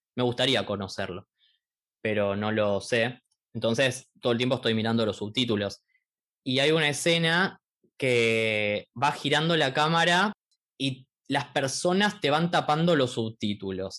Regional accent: Argentina; nosotros somos de Argentina

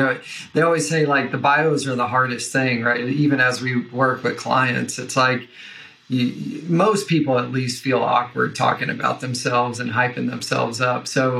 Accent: Kentucky, United States; accent: Southern; So hopefully I try to intentionally suppress my Southern accent. So if a y'all slips in or something, yeah, I apologize in advance. But, you know, so Western Kentucky is where I grew up.

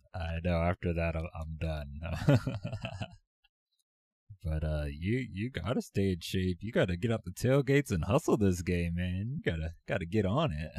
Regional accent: Virginia Beach, Virginia, United States; I grew up in Virginia Beach, and we don't really have a professional team around here

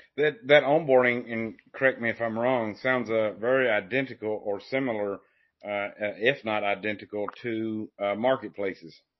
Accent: Appalachian foothills, United States; I'm from the Appalachian foothills

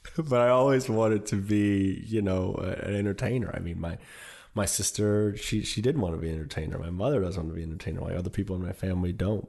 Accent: Detroit and Indianapolis, Midwest, United States; moved away; also born or lived in New York; I grew up in the Midwest. I grew up in Detroit and Indianapolis, where I didn't really know how big my father really was until we moved to New York.

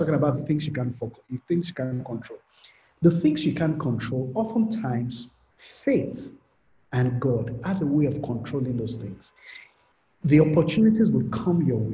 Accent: Ibadan, Oyo, Nigeria; I grew up in Ibadan

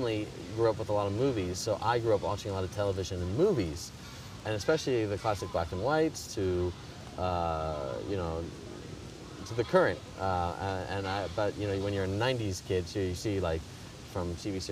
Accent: Chicago, Illinois, United States; moved away as an adult; now in London, United Kingdom; I was born in Chicago, Illinois

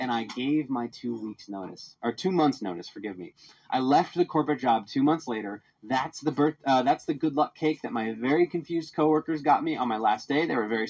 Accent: Philadelphia, Pennsylvania, United States; Believe it or not, I was super passionate about my hometown of Philadelphia.

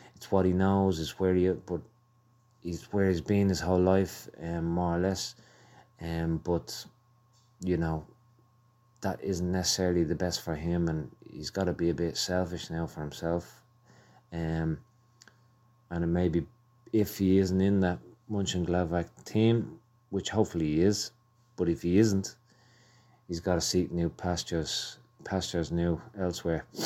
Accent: Ireland; I'm Irish. I love Ireland

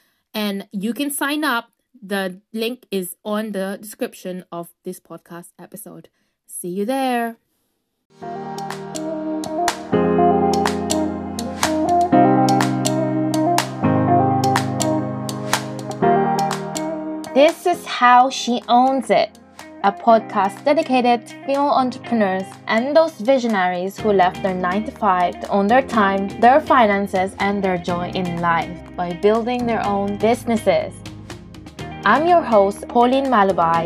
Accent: United Kingdom; I am Filipino background, but I was raised in the UK

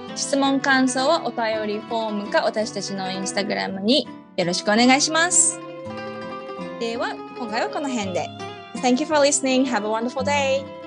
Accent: Japan; now in Australia; 日本で生まれ育った

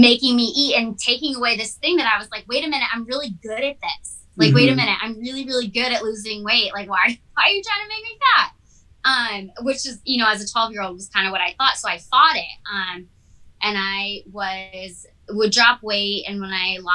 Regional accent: Massachusetts, United States; also born or lived in California; now in Redondo Beach, United States; I lived on the East Coast, so I'm from Massachusetts

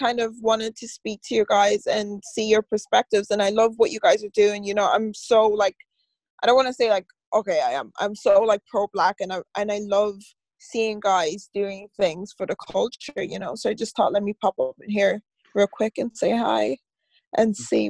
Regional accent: Galway, Connacht, Ireland; I'm a rapper. I'm from Galway

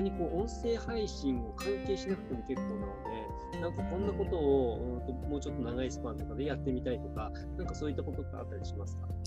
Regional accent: Sendai, Miyagi, Japan; もともと地元が仙台なんですよ。

